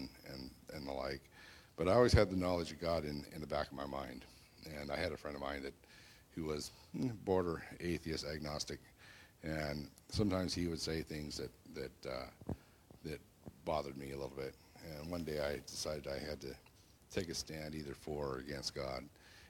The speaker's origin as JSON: {"language": "English", "town": "Bellingham", "region": "Washington", "country": "United States", "tie": "born or raised there", "also_born_or_lived": "Seattle", "said": "I grew up in the Bellingham area, Whatcom County"}